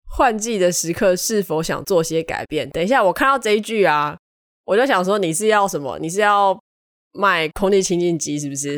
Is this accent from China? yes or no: no; southern Taiwan, Taiwan; 我南部人